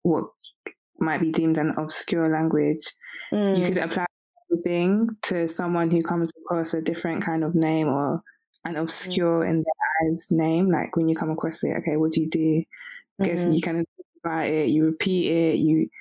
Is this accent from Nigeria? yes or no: yes; Nigeria; I'm Nigerian